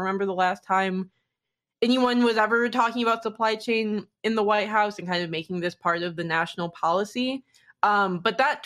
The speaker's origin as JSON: {"language": "English", "town": "Detroit", "region": "Michigan", "country": "United States", "tie": "born or raised there", "said": "in 2008, growing up in Detroit during the recession"}